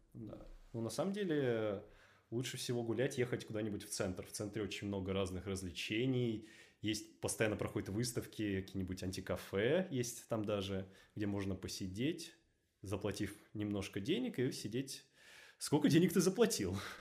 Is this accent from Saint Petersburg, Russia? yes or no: no; Moscow, Russia; Я москвич.